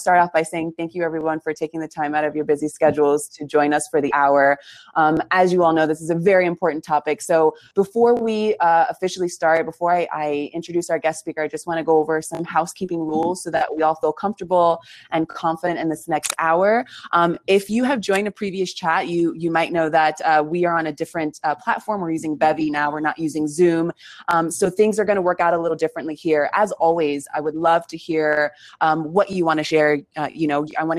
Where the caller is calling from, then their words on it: Patagonia, Argentina; I'm calling from Patagonia in Argentina.